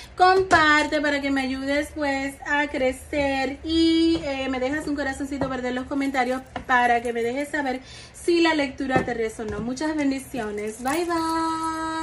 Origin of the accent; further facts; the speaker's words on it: Dominican Republic; en mi país, que yo soy dominicana